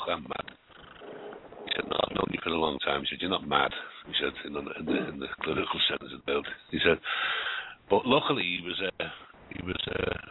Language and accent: English; Liverpool, North West England, United Kingdom; accent: Scouse; I was born in Liverpool a long time ago